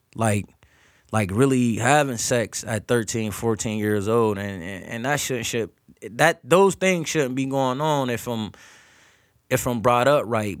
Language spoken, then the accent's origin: English; Erie, Pennsylvania, United States; growing up in Erie, P